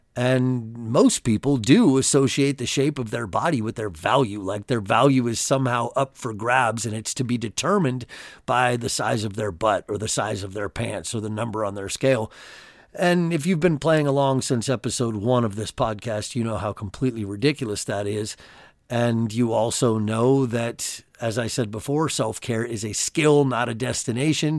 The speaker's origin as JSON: {"language": "English", "region": "California", "country": "United States", "tie": "born or raised there", "said": "I grew up in California and I had a lot of Mexican friends as a kid"}